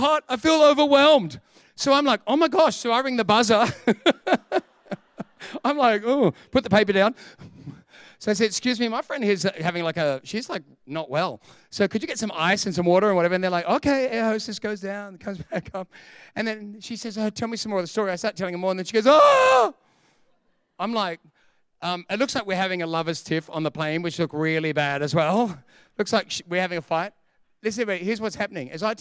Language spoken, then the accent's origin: English; Sydney, New South Wales, Australia; also born or lived in Perth; I'm from Perth, but I grew up in Sydney